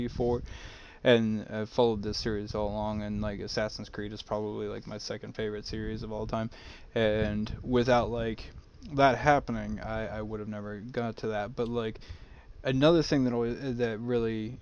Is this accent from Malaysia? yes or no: no; Mexico; growing up in Mexico